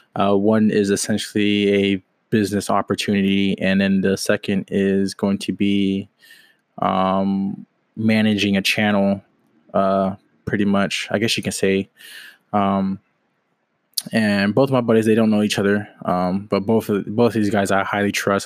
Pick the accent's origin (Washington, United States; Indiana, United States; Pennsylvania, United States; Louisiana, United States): Washington, United States; moved away as an adult; now in Jacksonville, United States; I'm from Washington State, currently living in Jacksonville, Florida.